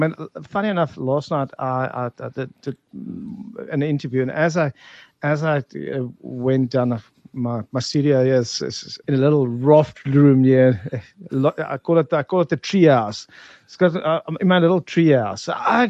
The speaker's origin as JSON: {"language": "English", "country": "South Africa", "said": "Well, we fix things. I mean, South Africans have always"}